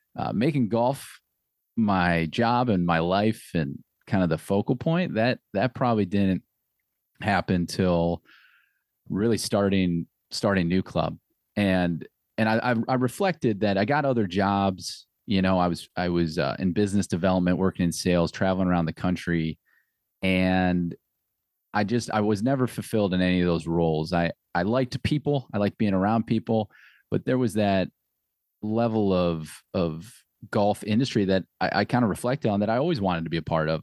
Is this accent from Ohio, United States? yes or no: yes; Akron, Ohio, United States; also born or lived in Cork, Ireland; I was from Akron, I went to school at Akron